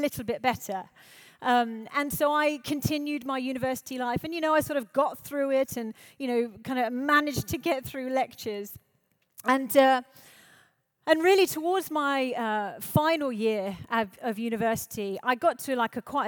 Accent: High Wycombe, South East England, United Kingdom; I grew up in High Wycombe in Buckinghamshire

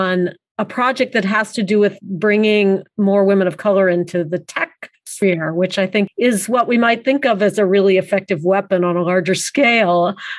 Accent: Kansas, United States; I grew up Jewish in Kansas, which was fairly unusual.

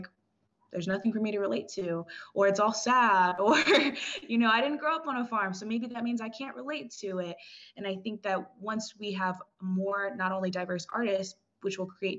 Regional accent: Brazzaville, Republic of the Congo; born there; also born or lived in Cameroon; I was born in Brazzaville, Congo. So my mother is Congolese as well as my sister.

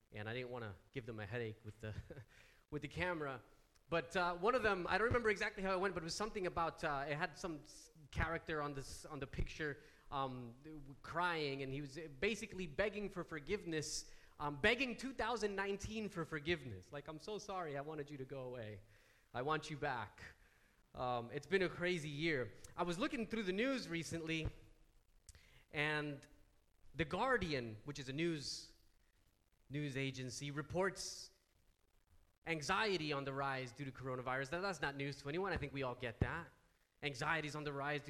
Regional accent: United States; moved away; being American

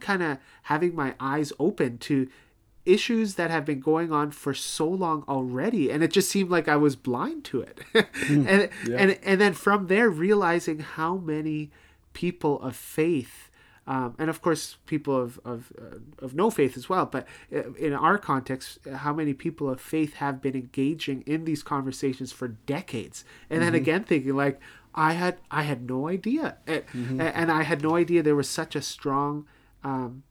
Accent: Toronto, Ontario, Canada; now in Winnipeg, Canada; growing up in Toronto

